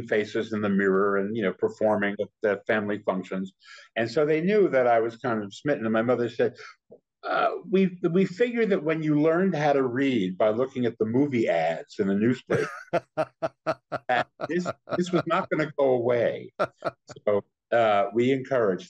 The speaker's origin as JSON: {"language": "English", "town": "Paterson", "region": "New Jersey", "country": "United States", "tie": "born or raised there", "moved": "yes", "said": "That's my hometown."}